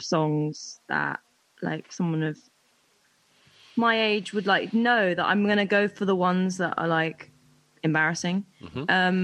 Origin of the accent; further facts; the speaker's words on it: London, United Kingdom; if I'm a Londoner